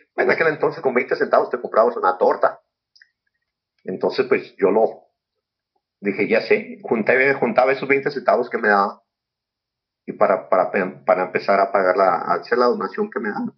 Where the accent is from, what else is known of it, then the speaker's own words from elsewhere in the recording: San Luis Río Colorado, Sonora, Mexico; Yo empecé en las artes marciales en San Luis Colorado, Sonora. Ahí nací. Soy originario de San Luis.